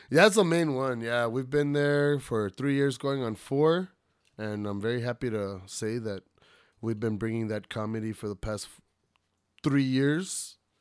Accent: El Paso, Texas, United States; I'm, I'm from Central El Paso, you know, born and raised.

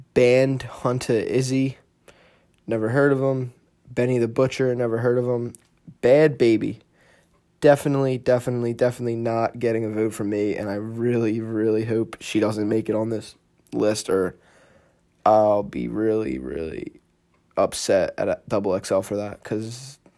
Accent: Philadelphia, Pennsylvania, United States; Philly, which is where I'm from

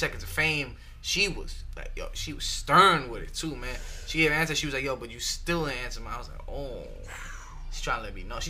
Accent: Chicago, Illinois, United States; You know, I'm from Chicago, so I can't, you know.

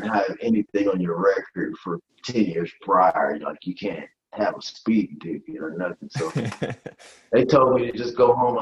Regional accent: Detroit, Michigan, United States; also born or lived in West Virginia; My mom moved me from West Virginia to Detroit.

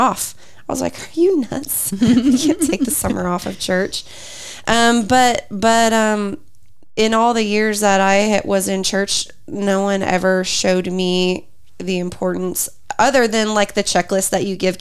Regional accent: Lawton, Oklahoma, United States; also born or lived in Moore / Hera area; in the church I grew up in Lawton, we ended up serving in junior high ministry

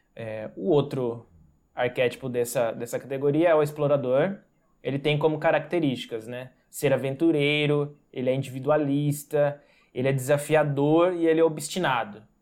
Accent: Santa Cruz do Rio Pardo, São Paulo, Brazil; eu sou do interior do estado de São Paulo, na cidade de Santa Cruz do Rio Pardo.

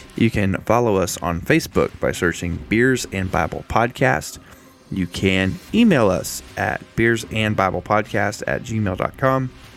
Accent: United States; I love the country I live in. I love being an American

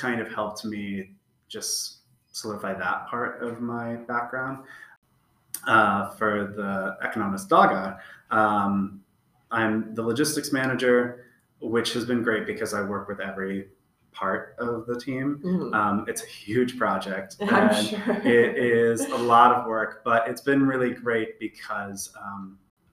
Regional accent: Seattle, Washington, United States; moved away as an adult; now in Stockholm, Sweden; I'm from Seattle

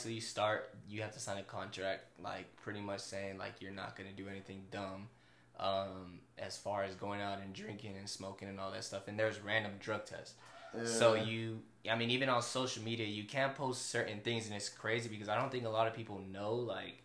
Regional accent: California, United States; I'm from California

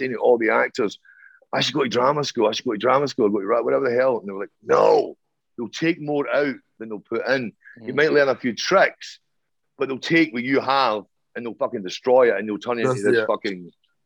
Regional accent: Ireland; I'm Irish up the arse. I mean, I've got a fucking huge history and my grandparents

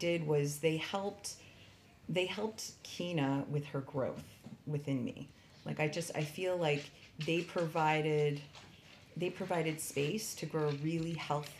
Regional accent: United States; as an American

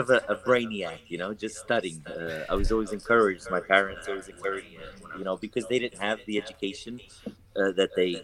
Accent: Newark, New Jersey, United States; first language English; moved away as an adult; also born or lived in Angola; now in Portugal; I was born in Angola, and we went to the United States, my mom and dad and my sister, and so I grew up in the U.S., in New Jersey, and I grew up in Newark

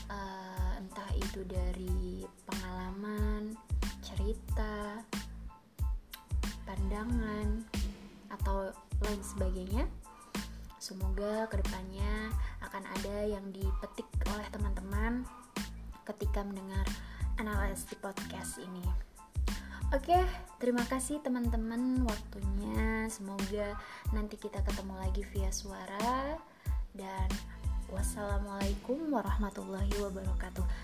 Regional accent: Banjar, West Java, Indonesia; Aku adalah orang Banjar Jawa Barat.

